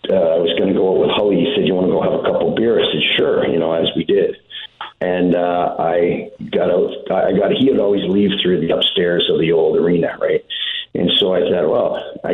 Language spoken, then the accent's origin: English; Saskatoon, Saskatchewan, Canada; We grew up in Saskatoon.